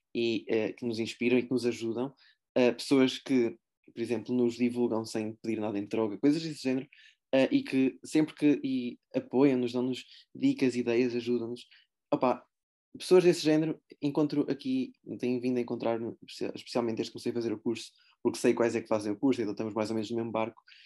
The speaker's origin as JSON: {"language": "Portuguese", "town": "Aveiro", "region": "Aveiro District", "country": "Portugal", "tie": "born or raised there", "said": "eu vivi em Aveiro, desde, desde que nasci sou, sou de Aveiro"}